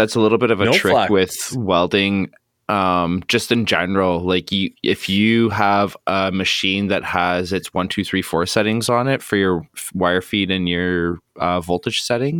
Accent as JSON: {"language": "English", "country": "Canada", "said": "I'm Canadian, eh?"}